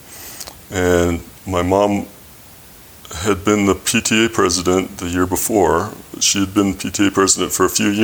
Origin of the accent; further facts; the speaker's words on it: Fruit Heights, Utah, United States; now in Lehi, United States; I grew up in Fruit Heights.